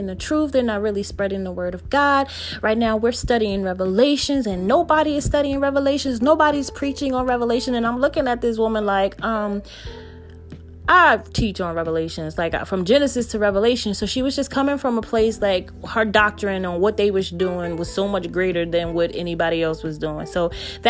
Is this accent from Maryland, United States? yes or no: no; New Jersey, United States; I'm from New Jersey.